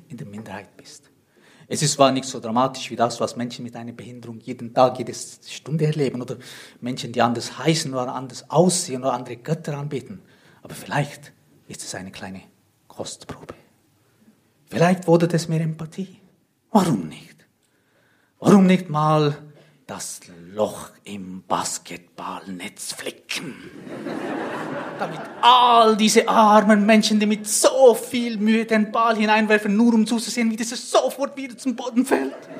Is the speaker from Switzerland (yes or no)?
yes; Switzerland; Ich komme aus der Schweiz, wie man vielleicht hört